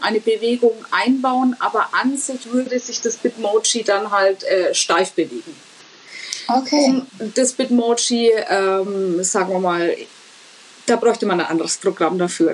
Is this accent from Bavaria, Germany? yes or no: yes; Franconia, Bavaria, Germany; für mich als Fränkin